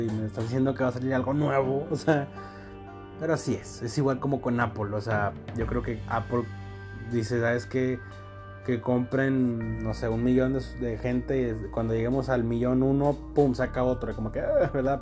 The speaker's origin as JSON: {"language": "Spanish", "region": "Coahuila", "country": "Mexico", "said": "yo soy de Coahuila, muy al norte"}